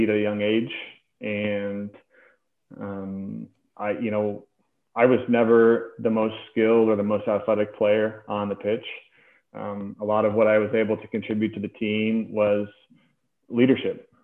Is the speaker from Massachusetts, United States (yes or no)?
no; Des Moines, Iowa, United States; I grew up in Des Moines, in the Catholic school system in Des Moines